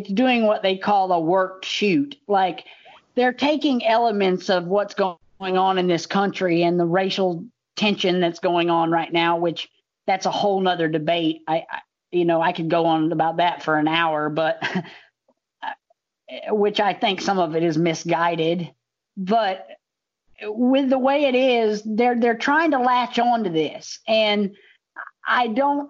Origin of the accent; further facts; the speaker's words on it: the South, United States; I'm from the South